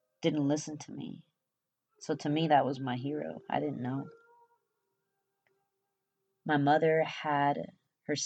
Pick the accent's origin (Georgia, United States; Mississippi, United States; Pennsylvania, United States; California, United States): California, United States; English is a second language; they moved back to California. I was born on November 24th, 1988